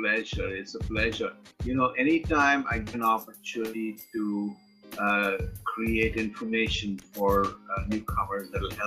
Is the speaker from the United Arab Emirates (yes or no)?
yes; Dubai, United Arab Emirates; now in Canada; I came here 20 years ago as an immigrant from the Middle East. I came from Dubai. I came here with dreams, and I've got all this experience.